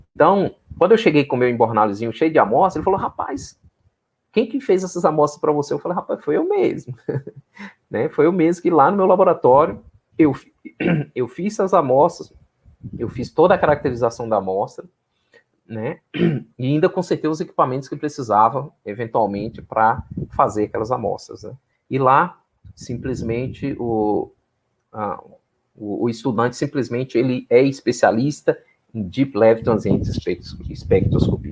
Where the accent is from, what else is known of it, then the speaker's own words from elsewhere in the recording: interior of Minas Gerais, Brazil; moved away as an adult; also born or lived in Paraná; eu sou do interior de Minas, né? então eu sou de uma cidade de 25 mil habitantes, né? É, é, uma cidade que fica às margens do Rio São Francisco.